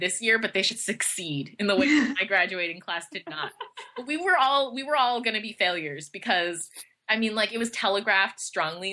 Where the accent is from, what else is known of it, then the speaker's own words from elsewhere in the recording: North Carolina, United States; I grew up in North Carolina